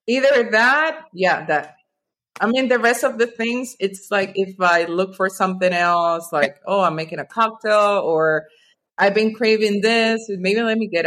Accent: Venezuela; moved away as an adult; also born or lived in Norway / Miami / North Carolina; now in United States; growing up in Venezuela

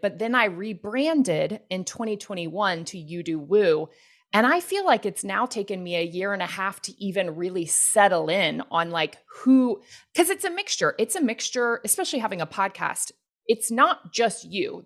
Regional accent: the Bible Belt in the South, United States; I grew up Christian and in the Bible Belt in the South

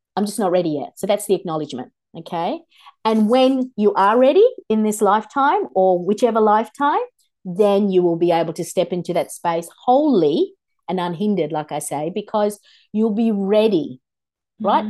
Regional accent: Australia; also born or lived in Kolkata, India; I was born in Kolkata, India. And in our culture, the grandmother raises the child a lot of the time. And when we came here to Australia, I was six.

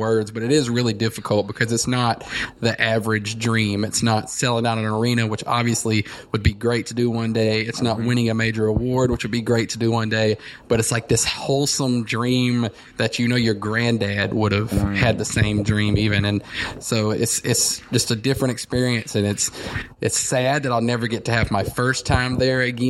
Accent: Alabama, United States; now in Nashville, United States; I'm from Alabama

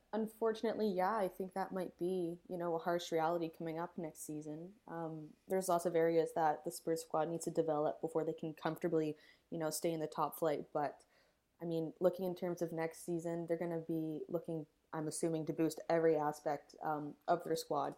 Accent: Canada; being Canadian

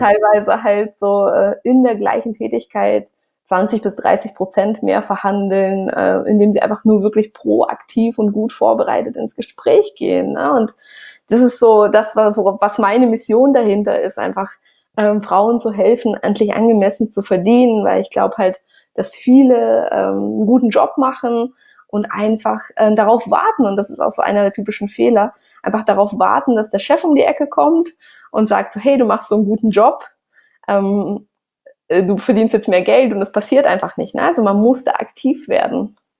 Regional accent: Russia; moved away; ich bin in Russland äh, groß geworden

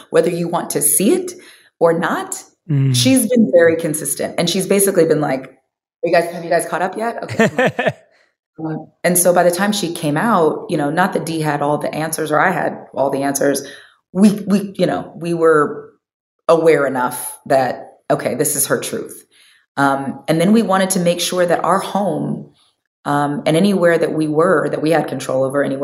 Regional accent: Omaha, Nebraska, United States; moved away; also born or lived in Bay Area; when we moved from Omaha, Nebraska uh, to the Bay Area, my mom was like, Yes, I've always raised you girls to have a world perspective and not a town perspective.

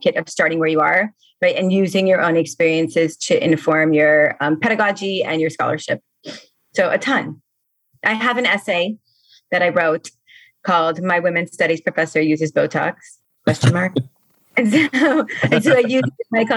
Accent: Miami, Florida, United States; now in New Orleans, United States; I grew up in Miami.

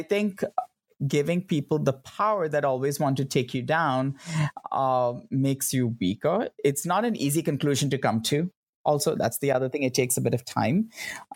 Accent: Mumbai, Maharashtra, India; moved away as an adult; now in United States; I grew up in Bombay

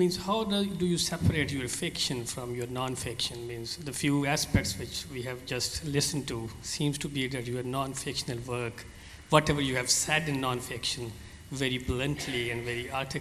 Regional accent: Pakistan; I'm from Pakistan.

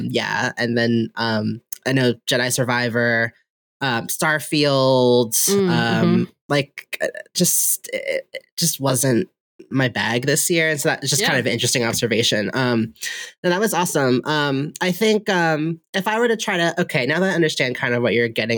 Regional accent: United States; I was born here in America

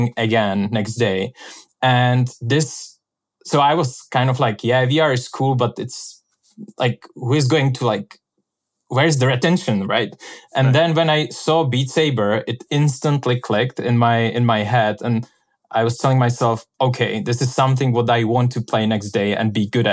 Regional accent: Czechia; moved away as an adult; also born or lived in Venice; And I'm from Czech Republic.

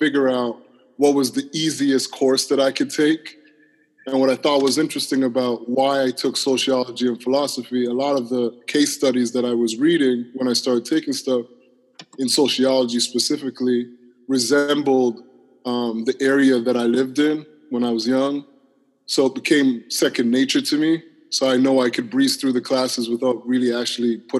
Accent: Toronto, Ontario, Canada; I grew up in Toronto, downtown Toronto, in one of our neighborhoods called Parkdale.

